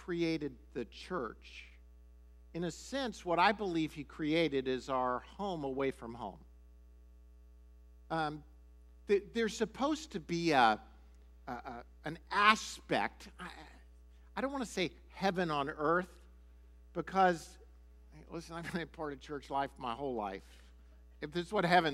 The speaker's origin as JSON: {"language": "English", "town": "Miami", "region": "Florida", "country": "United States", "tie": "born or raised there", "also_born_or_lived": "Shawnee, Oklahoma", "moved": "as an adult", "said": "I was raised or went to high school in Miami, Florida"}